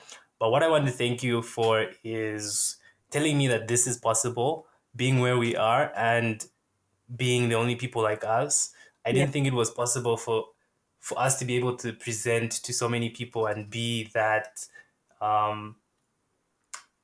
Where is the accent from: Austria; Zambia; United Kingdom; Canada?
Zambia; I'm from Zambia